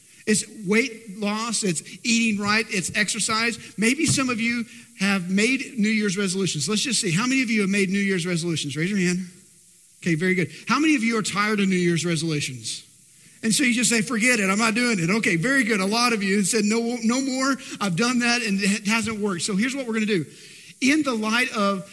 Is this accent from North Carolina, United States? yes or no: no; Texas, United States; I live in Texas and born and bred Texan